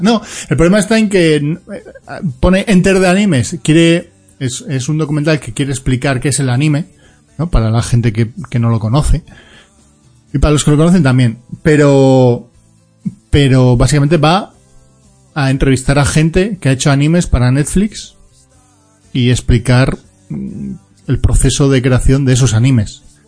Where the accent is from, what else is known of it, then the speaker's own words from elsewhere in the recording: Galicia, Spain; me queda mi tierra amada, no, no porque sí, sino porque si no me pegan una toba, que es Galicia